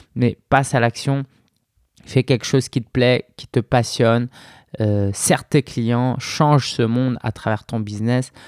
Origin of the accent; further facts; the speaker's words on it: Paris, Île-de-France, France; depuis Belleville, euh, là où j'ai grandi